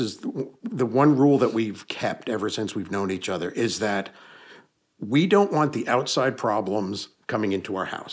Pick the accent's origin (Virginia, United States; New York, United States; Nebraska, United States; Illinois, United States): New York, United States; Hudson Valley; moved away; I was born and raised in the Hudson Valley of New York State